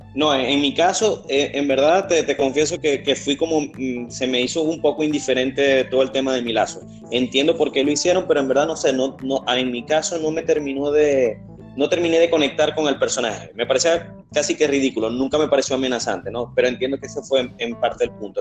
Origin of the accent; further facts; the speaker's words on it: Venezuela; yo soy venezolano.